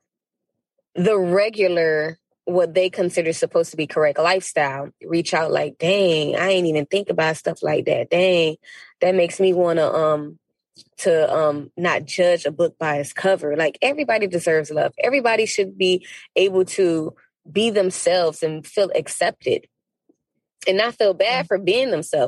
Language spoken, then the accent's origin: English; Miami, Florida, United States; I grew up in the borderline of Little Haiti and Liberty City